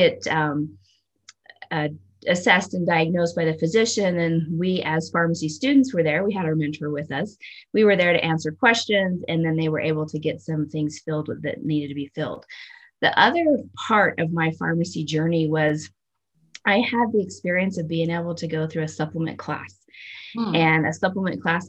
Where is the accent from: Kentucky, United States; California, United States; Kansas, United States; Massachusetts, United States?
Kansas, United States; Southwest; moved away as an adult; now in Colorado, United States; I grew up in the Midwest. So I grew up in Southwest Kansas, and my entire, from about 2 to 18 years old, I was there